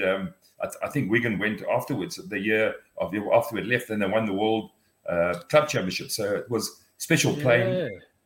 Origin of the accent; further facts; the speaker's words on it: South Africa; being an English speaking liberalized South African